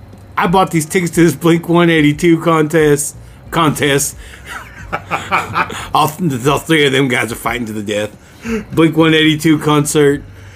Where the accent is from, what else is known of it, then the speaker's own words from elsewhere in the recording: California, United States; Oh, I'm sorry. We're from California.